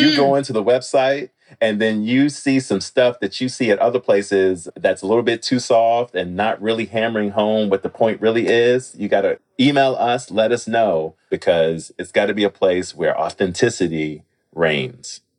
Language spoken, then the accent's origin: English; Washington, District of Columbia, United States; I'm originally from Washington, D.C. I was born and raised there.